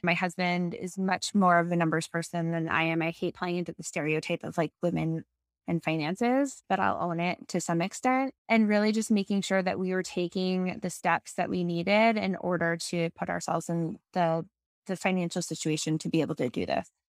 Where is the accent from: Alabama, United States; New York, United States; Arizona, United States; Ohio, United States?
New York, United States; moved away as an adult; also born or lived in Boston / Ann Arbor, Michigan; I grew up in New York